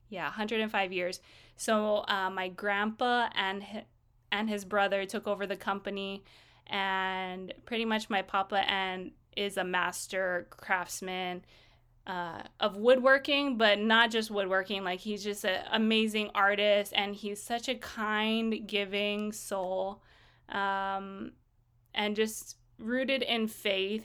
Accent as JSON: {"language": "English", "town": "Kaneohe", "region": "Hawaii", "country": "United States", "tie": "born or raised there", "said": "I grew up in Kaneohe on the island of Oahu"}